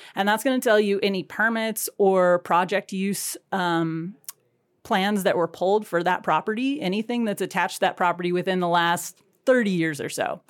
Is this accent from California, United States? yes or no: no; Whatcom County, Washington, United States; I grew up in Whatcom County and you know, going to Ferndale